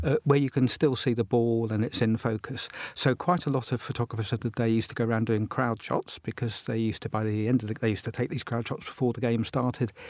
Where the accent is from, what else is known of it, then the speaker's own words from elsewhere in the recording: Portsmouth, South East England, United Kingdom; I collect Portsmouth cards, my hometown